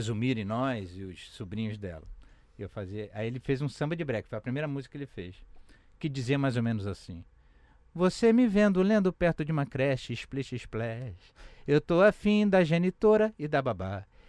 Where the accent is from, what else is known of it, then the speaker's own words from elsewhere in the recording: Rio de Janeiro, Brazil; lá do Lins, onde eu nasci, onde a gente tem um trabalho lá comunitário e tal